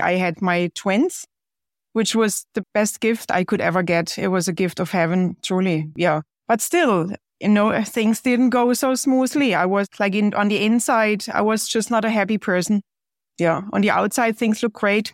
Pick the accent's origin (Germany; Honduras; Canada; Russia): Germany; moved away as an adult; now in United States; growing up in Germany, well, it certainly was very different compared to here